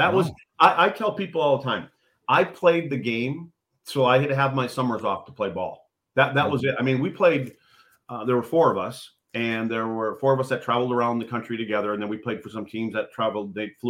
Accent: Eagle River, Wisconsin, United States; So on my hockey card, it says Rhinelander because there was no hospital in my hometown kids are born in.

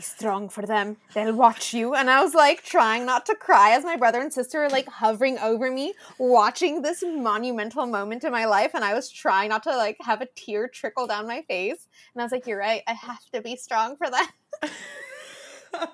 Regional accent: SoCal, California, United States; born or raised there; first language Spanish; English is a second language

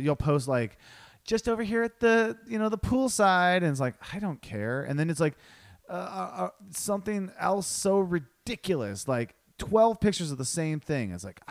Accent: Ohio, United States; born or raised there

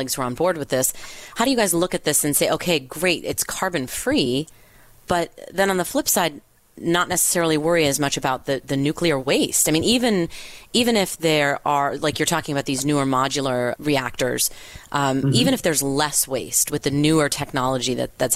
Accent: Southern California, United States; I'm from Southern California

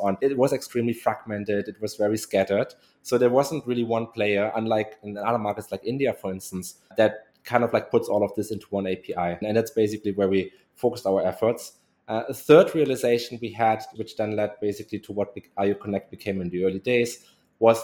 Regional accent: Germany; moved away as an adult; now in Indonesia; I grew up in Germany

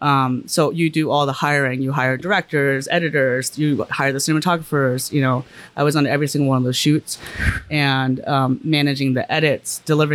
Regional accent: New York City, New York, United States; I grew up in Brooklyn

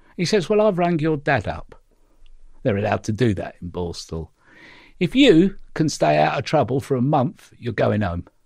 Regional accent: London, United Kingdom; growing up in the East End

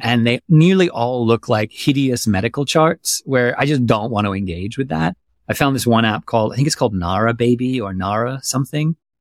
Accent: Germany; moved away; I grew up in Germany

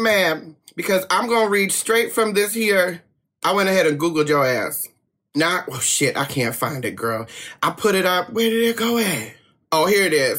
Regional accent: New Jersey, United States; now in West Coast, United States; I'm from Jersey

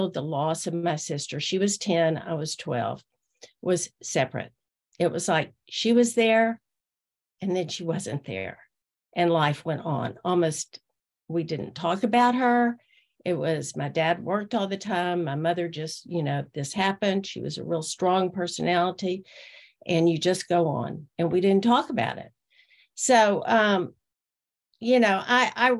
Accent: Austin, Texas, United States; I was born in Austin, Texas in 1951

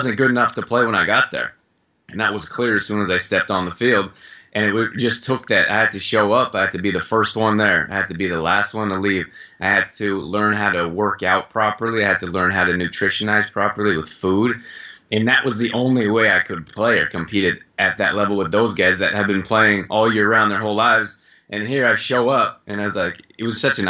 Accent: Canada; moved away as an adult; I grew up in Canada.

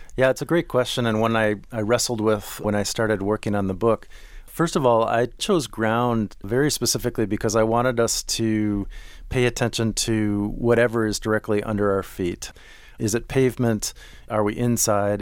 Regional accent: Minneapolis, Minnesota, United States; I grew up in Minneapolis

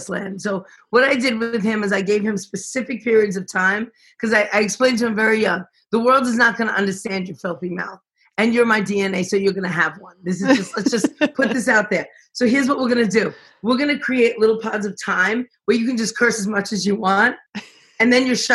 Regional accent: New York City, New York, United States; Because I'm fucking from Brooklyn.

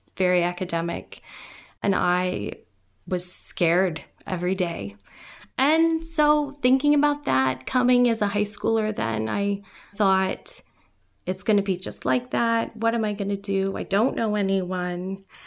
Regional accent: Guyana; first language Guyanese Creole; now in United States; I grew up in Guyana, South America

